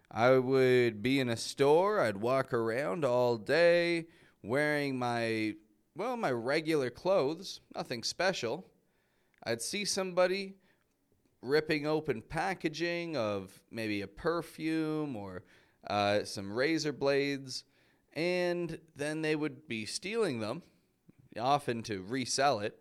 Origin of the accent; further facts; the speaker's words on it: Toronto, Ontario, Canada; moved away as an adult; now in Mexico; I'm from Toronto, from Canada.